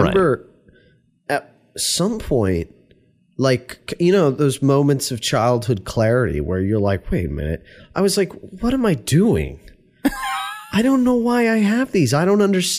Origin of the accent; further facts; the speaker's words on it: New York, United States; moved away; also born or lived in Virginia; I was from New York